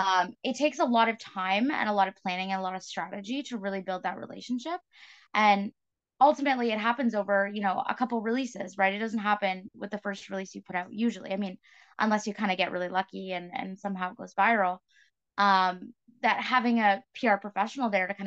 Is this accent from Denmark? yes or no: no; New Brunswick, Canada; moved away as an adult; now in Toronto, Canada; I grew up in New Brunswick and made my way into Toronto